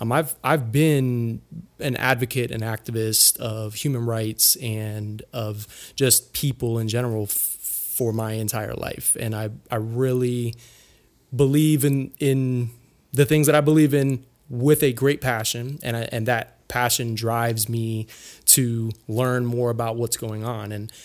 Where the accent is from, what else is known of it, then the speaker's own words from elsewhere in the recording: Cleveland, Ohio, United States; born there; because I was born in Cleveland, Ohio.